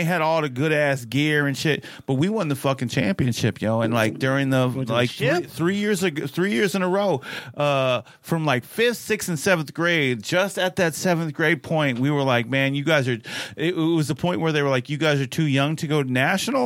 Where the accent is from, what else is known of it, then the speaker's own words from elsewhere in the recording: Tucson, Arizona, United States; I was born and raised in Tucson, Arizona, so I'm always going to be an Arizona boy